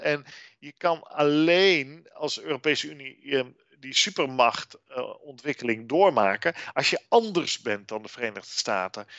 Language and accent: Dutch; Netherlands